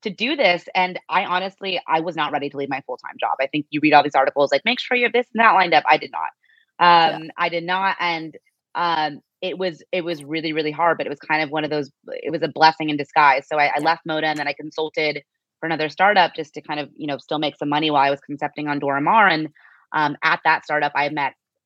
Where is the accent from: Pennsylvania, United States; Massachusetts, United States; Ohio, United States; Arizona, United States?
Arizona, United States; Scottsdale; moved away; also born or lived in New York; growing up in Scottsdale, Arizona, where it's primarily white